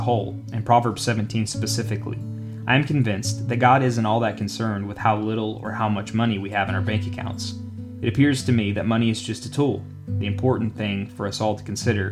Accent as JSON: {"language": "English", "country": "United States", "said": "As an American"}